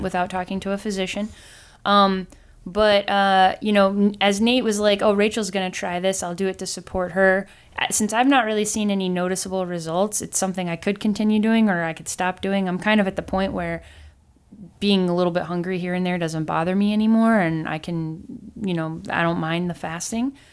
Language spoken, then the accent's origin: English; Midwest, United States; growing up in America, being a Midwestern girl